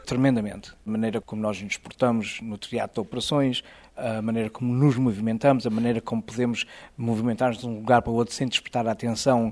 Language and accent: Portuguese; Azores, Portugal; moved away as an adult; also born or lived in Lebanon / Egypt / Israel; now in United States; eu sou açoriano